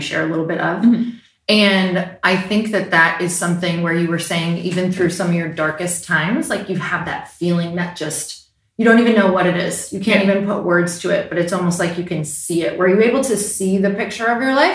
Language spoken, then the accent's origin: English; Midwest, United States; I'm from the Midwest